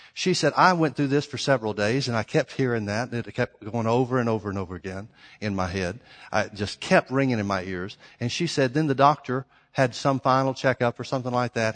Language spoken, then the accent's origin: English; the South, United States; I grew up in the South